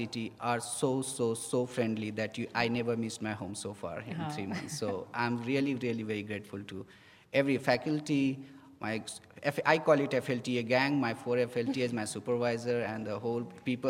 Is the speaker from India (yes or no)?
yes; India; moved away as an adult; now in United States; I'm from India